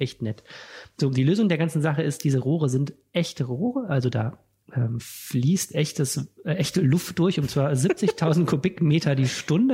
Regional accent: Wuppertal, North Rhine-Westphalia, Germany; now in Düsseldorf, Germany; nicht gebürtiger Düsseldorfer, sondern Wuppertaler

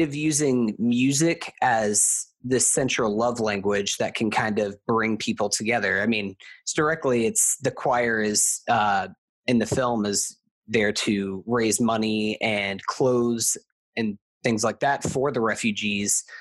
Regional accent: United States; also born or lived in Florida; I am from America. So I see, and specifically, I live in Florida

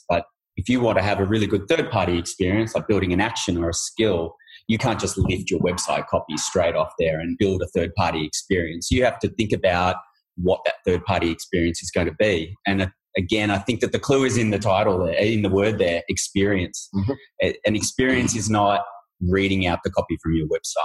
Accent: Australia; we're Australian

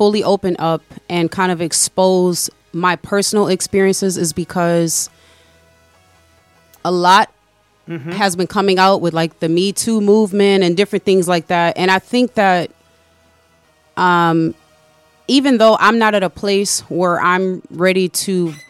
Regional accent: Chicago, Illinois, United States; So I'm from Chicago originally

